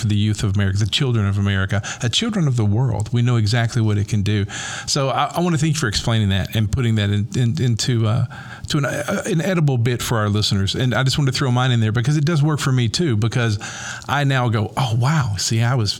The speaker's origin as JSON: {"language": "English", "region": "the South", "country": "United States", "tie": "born or raised there", "said": "growing up in the South in a white Christian environment"}